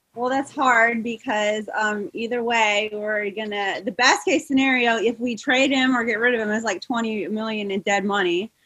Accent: Iowa, United States; now in Oregon, United States; I live in Oregon now, but I grew up in Iowa

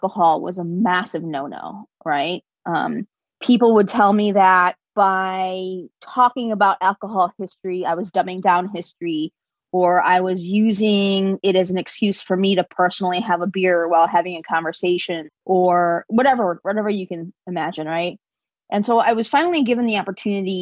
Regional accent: Chicago, Illinois, United States; I'm born and raised in Chicago.

